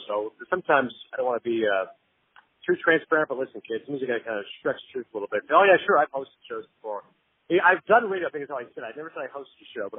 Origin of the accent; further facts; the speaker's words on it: Kingston, Ontario, Canada; moved away as an adult; also born or lived in Pakistan; now in United States; where I grew up in Kingston